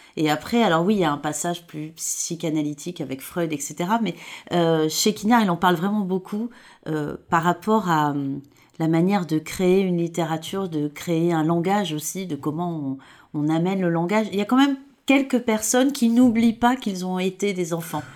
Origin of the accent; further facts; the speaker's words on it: Provence-Alpes-Côte d'Azur, France; je viens de la Côte d'Azur